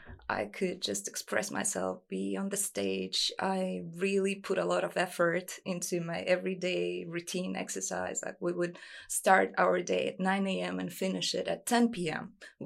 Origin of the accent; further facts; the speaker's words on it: Yekaterinburg, Sverdlovsk Oblast, Russia; moved away as an adult; also born or lived in Spain; now in New York, United States; I am originally from Russia, grew up there. I moved to New York 4 years ago for modeling.